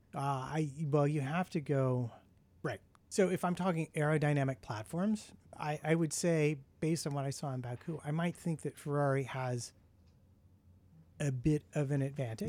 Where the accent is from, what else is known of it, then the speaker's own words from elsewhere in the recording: United States; being an American